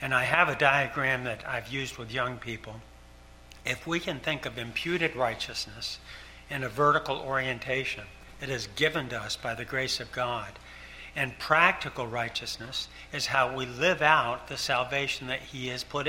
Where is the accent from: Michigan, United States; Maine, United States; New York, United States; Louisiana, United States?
New York, United States; Ticonderoga; moved away as an adult; I grew up in Ticonderoga, New York, 100 miles from Canada.